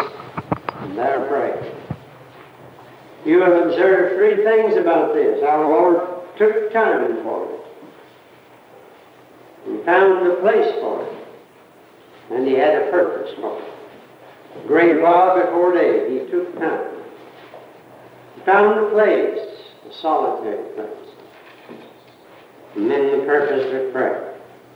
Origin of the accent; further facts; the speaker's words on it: United States; I grew up in the Carolina Hills, a country boy, in peaceful years just before World War